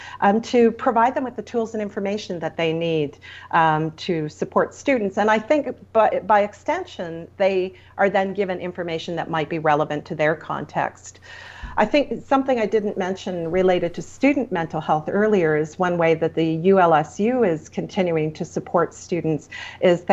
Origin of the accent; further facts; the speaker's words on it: Ontario, Canada; now in Alberta, Canada; I come from Ontario originally